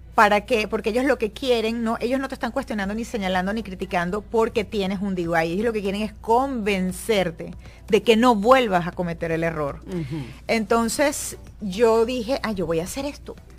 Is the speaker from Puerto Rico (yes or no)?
no; Venezuela; moved away; yo siendo venezolana